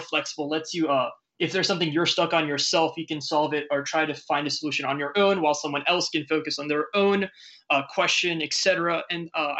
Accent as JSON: {"language": "English", "town": "San Francisco", "region": "California", "country": "United States", "tie": "born or raised there", "said": "I was born in San Francisco, so quite literally the Facebook headquarters used to be on my way to school."}